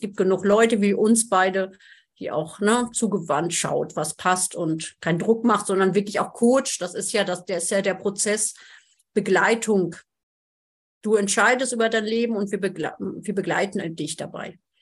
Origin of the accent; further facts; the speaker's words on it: Germany; ich bin ja aus Friesen